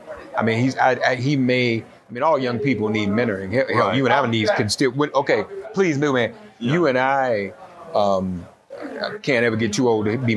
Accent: Nashville, Tennessee, United States; moved away as an adult; I grew up in Nashville. In Nashville originally, and Nashville. I left Nashville 40 years ago.

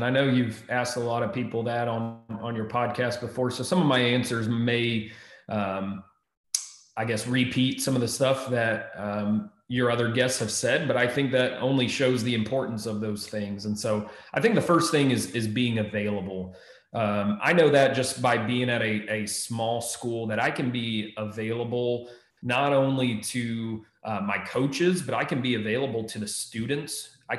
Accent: Texas, United States; also born or lived in Maryland; now in Ohio, United States; And I came from Texas, before that Maryland. I'm still in my first year in Ohio.

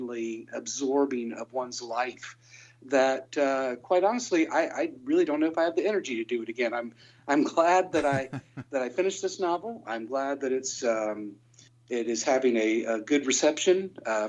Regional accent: Hamilton, Ohio, United States; moved away; I really wanted to play my hometown again. And so we set up a show right there in Hamilton, Ohio, where I come from

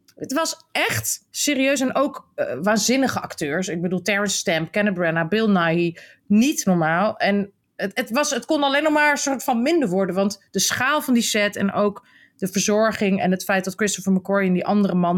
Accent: Netherlands; als Nederlanders

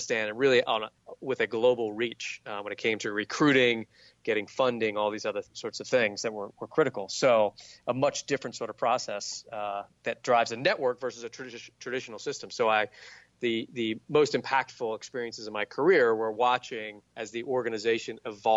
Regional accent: Southern Virginia, United States; I grew up in Southern Virginia

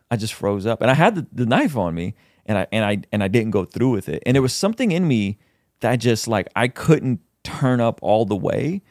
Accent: San Diego, California, United States; I grew up in Southeast San Diego

